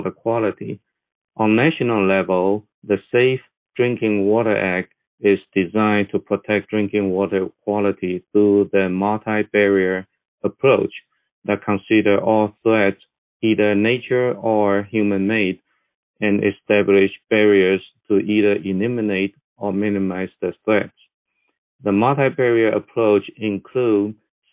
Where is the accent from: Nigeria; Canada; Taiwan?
Taiwan; moved away as an adult; now in Texas, United States; I was born and raised in Taiwan, but I have been in Texas since 1985.